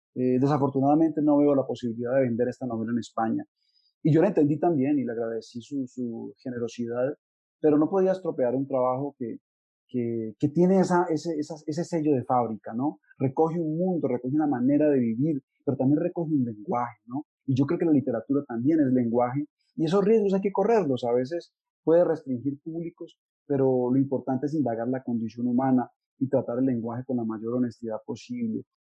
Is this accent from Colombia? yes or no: yes; Tuluá, Valle del Cauca, Colombia; nací en Tuluá, es un pueblo del norte del valle